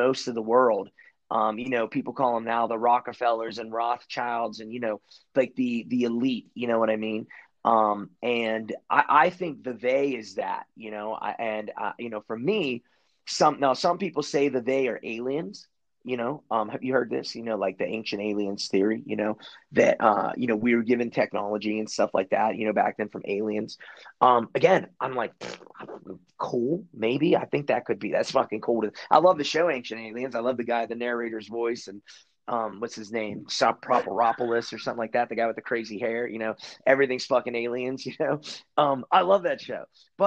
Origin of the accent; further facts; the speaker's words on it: Pittsburgh, Pennsylvania, United States; I'm from Pittsburgh